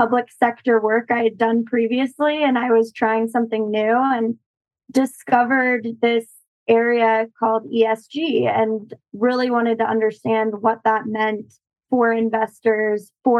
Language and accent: English; St. Louis, Missouri, United States; moved away; I grew up partially in St. Louis, and we had a weeping willow in our backyard